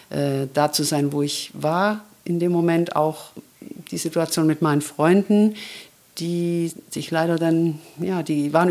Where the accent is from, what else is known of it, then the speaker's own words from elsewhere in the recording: Ulm, Baden-Württemberg, Germany; Du fragtest, wo ich herkomme ja, ich habe an verschiedenen Orten in Ulm gewohnt, immer ein bisschen außerhalb von, von Ulm